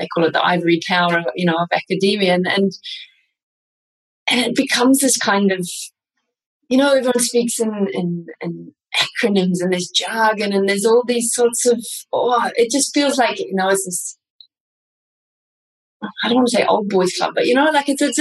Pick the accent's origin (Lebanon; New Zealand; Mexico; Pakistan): New Zealand; moved away as an adult; also born or lived in Australia / Vienna, Austria; now in Gata de Gorgos, Spain; I was born in Australia, I grew up in New Zealand, studied, did my PhD and my clinical training in New Zealand